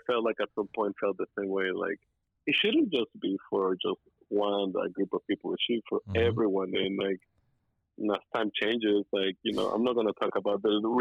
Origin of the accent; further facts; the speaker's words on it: Texas, United States; growing up in Texas